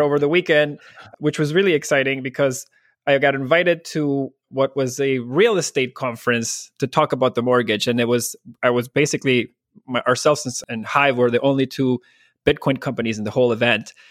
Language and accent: English; Barquisimeto, Lara, Venezuela; moved away as an adult; now in Toronto, Canada; I actually was born in a small town dead in the center of Venezuela called Barquisimeto